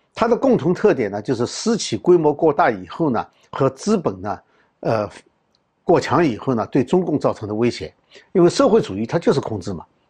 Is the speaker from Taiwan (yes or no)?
no; China; 我们中国人